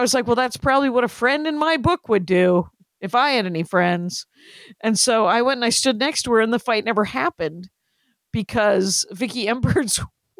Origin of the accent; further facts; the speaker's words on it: Wisconsin, United States; In Wisconsin.